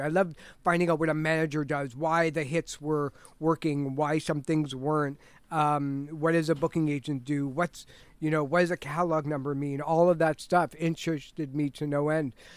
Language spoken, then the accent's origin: English; Toronto, Ontario, Canada; also born or lived in Richmond Hill; I was born in Toronto.